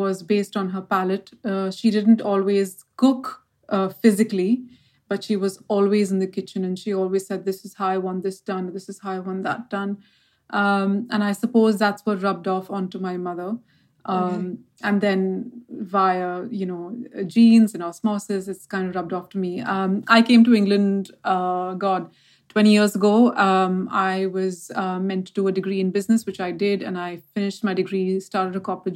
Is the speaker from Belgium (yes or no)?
no; Mumbai, Maharashtra, India; born or raised there